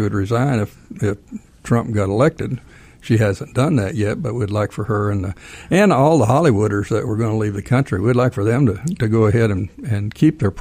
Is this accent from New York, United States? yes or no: no; Texas, United States; now in Georgia, United States; I'm from Texas. I moved here in 78